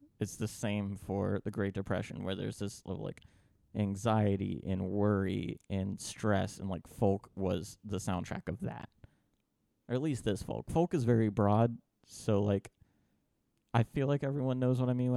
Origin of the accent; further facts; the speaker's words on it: Bristol, United States; I grew up around it because Bristol's very bluegrass